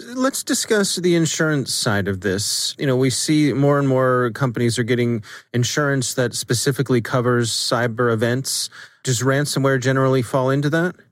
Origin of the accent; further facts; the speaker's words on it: Ellicott City, Maryland, United States; my hometown in, in Ellicott City